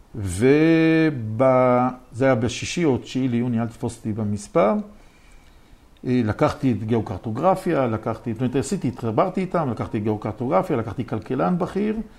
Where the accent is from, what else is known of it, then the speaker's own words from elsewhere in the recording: Jerusalem, Jerusalem District, Israel; אני מירושלים